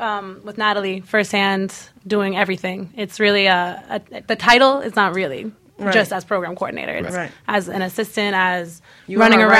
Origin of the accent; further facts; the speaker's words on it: New Jersey, United States; also born or lived in Boston; now in Miami, United States; I was born in Jersey, but I moved down here from Boston.